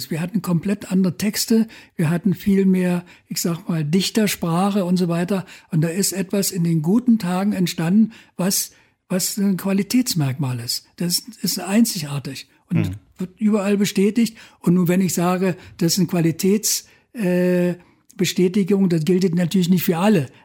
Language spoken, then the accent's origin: German; Berlin, Germany; wir kommen aus Berlin und wenn wir jetzt nach Görlitz fahren oder weiß ich, nach Lichtenau und so, da kommt irgendwie Krawall aus Berlin.